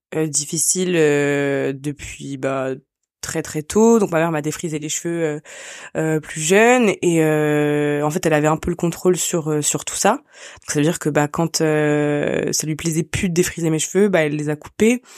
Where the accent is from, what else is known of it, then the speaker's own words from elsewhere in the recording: France; also born or lived in Côte d'Ivoire; je suis née en Côte d'Ivoire euh, à la fois euh, la famille qui était proche de moi géographiquement parlant c'était la famille ashkénaze euh, et euh, l'univers et dans lequel j'ai grandi en fait c'était la France